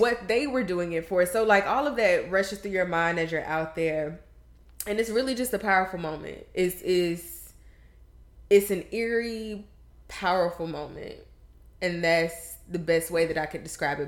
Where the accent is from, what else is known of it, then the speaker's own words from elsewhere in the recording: the South, United States; We come from the South